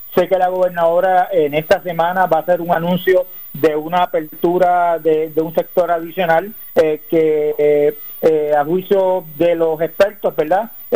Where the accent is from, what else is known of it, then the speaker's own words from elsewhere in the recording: Puerto Rico; soy puertorriqueño